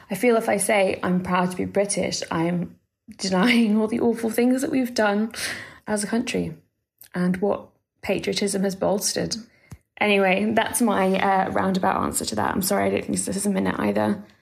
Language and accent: English; Mexico; I think those feelings are stronger than my feelings about being Mexican because I am proud to be Mexican.